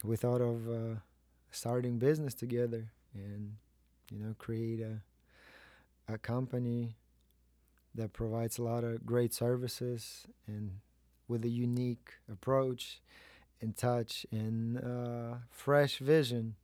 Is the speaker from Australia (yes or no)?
no; Kazakhstan; moved away as an adult; also born or lived in New York; I am from Kazakhstan. I was born there.